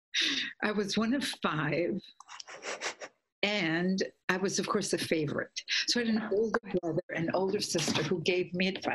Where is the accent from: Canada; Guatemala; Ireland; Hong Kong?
Guatemala; I grew up in Guatemala, so Central America